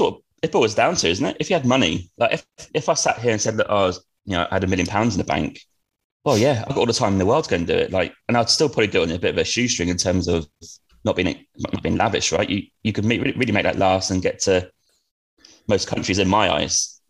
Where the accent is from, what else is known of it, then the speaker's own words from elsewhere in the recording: Norwich, East of England, United Kingdom; I grew up in Norwich, but um, on a council estate